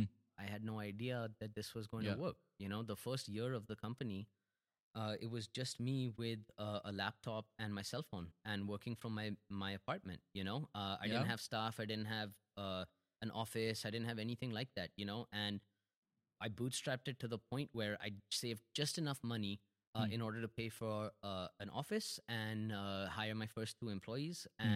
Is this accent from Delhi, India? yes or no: yes; Delhi, India; No, we were living in Delhi. I'm from Delhi.